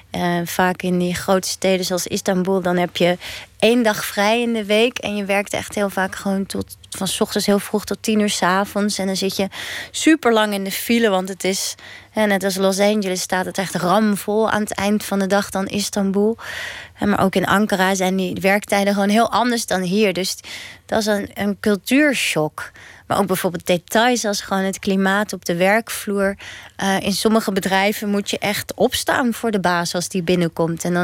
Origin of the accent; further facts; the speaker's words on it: Netherlands; Wij zijn geen buitenlanders, ik ben gewoon een Nederlander. En toch voel ik dat de hele tijd. Dus ik voel me toch een beetje tweederangs burger.